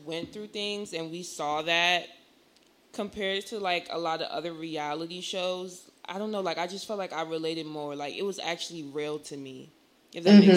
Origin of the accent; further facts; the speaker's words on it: New Jersey, United States; I'm from Jersey